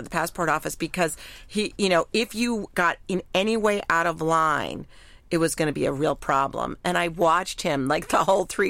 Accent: New York City, New York, United States; I love being a New Yorker.

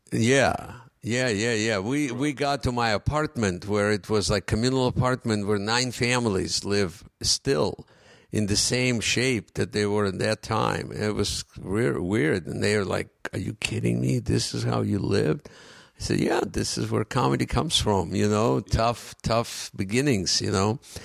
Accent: Ukraine; first language Russian; English is a second language; moved away as an adult; also born or lived in Russia; now in United States; when I came here, and I didn't speak English

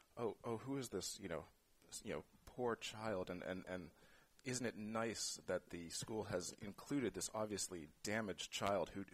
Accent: San Francisco, California, United States; I grew up here in San Francisco, in the Castro

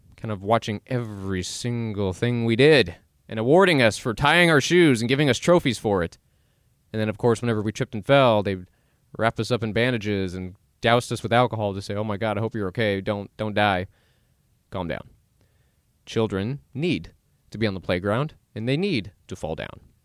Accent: Dallas, Texas, United States; I was born in Dallas, born and raised, and I'm still here.

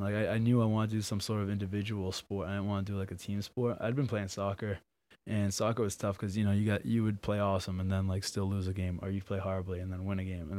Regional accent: Abington, Massachusetts, United States; I'm from Abington.

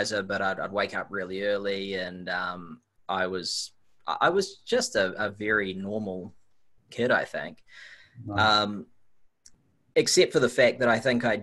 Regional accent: Auckland, New Zealand; I grew up on the North Shore of Auckland.

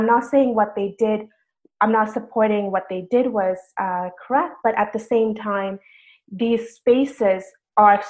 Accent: Toronto, Ontario, Canada; I'm originally from Toronto

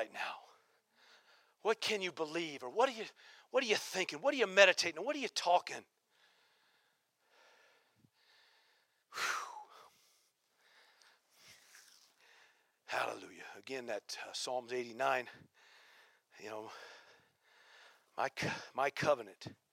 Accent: Nebraska, United States; now in Central Oregon, United States; I grew up in Nebraska

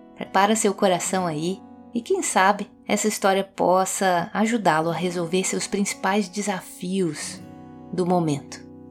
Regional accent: Minas Gerais, Brazil; como mineirinha que sou

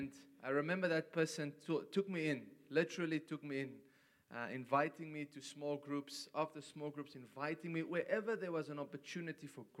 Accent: South Africa; I come from South Africa

